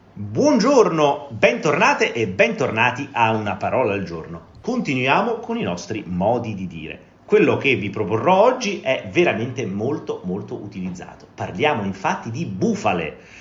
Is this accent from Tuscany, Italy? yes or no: no; Rome, Lazio, Italy; sono di Roma